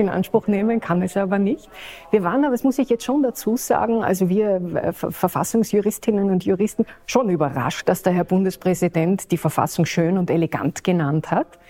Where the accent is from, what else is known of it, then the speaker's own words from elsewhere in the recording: Austria; bei uns in Österreich